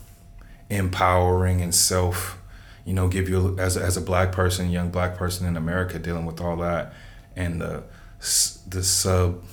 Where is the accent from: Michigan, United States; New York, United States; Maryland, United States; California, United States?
California, United States; Los Angeles; I grew up in South Central.